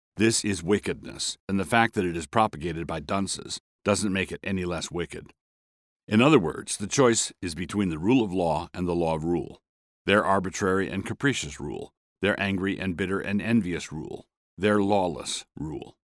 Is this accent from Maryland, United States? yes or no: yes; Annapolis, Maryland, United States; I grew up in Annapolis, Maryland, a town with a segregated school system